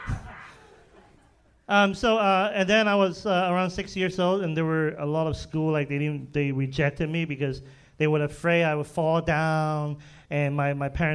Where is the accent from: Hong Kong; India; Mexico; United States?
Hong Kong; moved away; I was born and raised in Hong Kong.